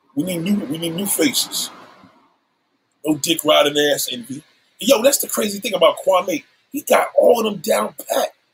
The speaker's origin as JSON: {"language": "English", "town": "New York City", "region": "New York", "country": "United States", "said": "I'm a New Yorker"}